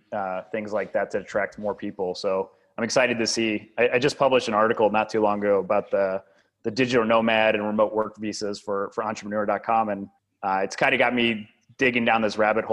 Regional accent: Wildwood, Missouri, United States; moved away as an adult; also born or lived in Prague, Czech Republic; now in Tbilisi, Georgia; born and raised in Wildwood, Missouri

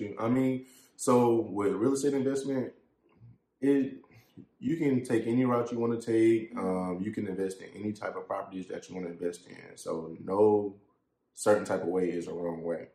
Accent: Columbia, South Carolina, United States; born or raised there

